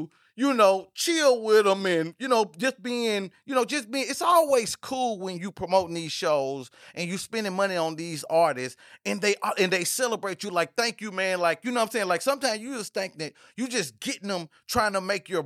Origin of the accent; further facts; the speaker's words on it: Nashville, Tennessee, United States; I'm from Nashville, Tennessee, so it was my first time outside of Nashville